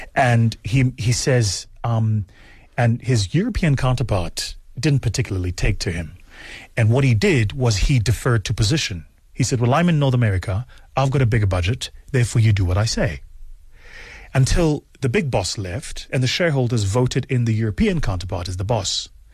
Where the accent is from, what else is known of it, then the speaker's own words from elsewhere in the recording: South Africa; as a South African, it's not the model of management I was taught